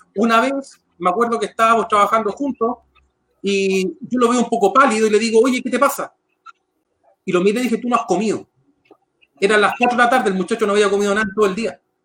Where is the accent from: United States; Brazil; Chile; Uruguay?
Chile; San Bernardo, Santiago Metropolitan Region; nacido y criado en la comuna de San Bernardo